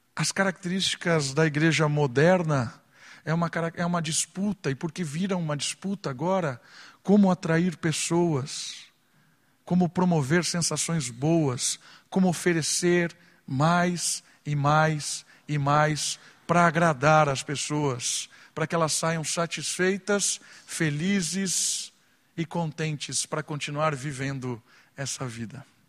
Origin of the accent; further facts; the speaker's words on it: Atibaia, São Paulo, Brazil; E na minha adolescência, em Atibaia, quando eu tinha 13, 14 anos